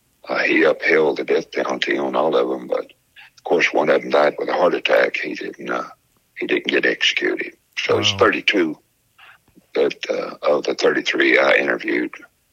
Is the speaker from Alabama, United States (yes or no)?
yes; Alabama, United States; moved away; also born or lived in West Texas; growing up in Alabama